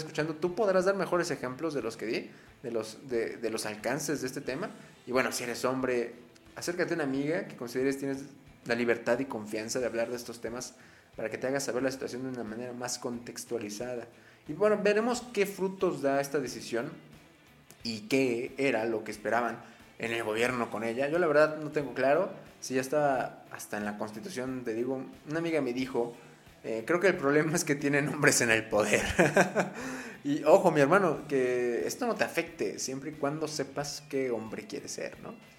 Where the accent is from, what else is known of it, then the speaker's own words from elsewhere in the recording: Mexico; nuestro país, mi México, mi tierra, donde se encuentra mi raza de bronce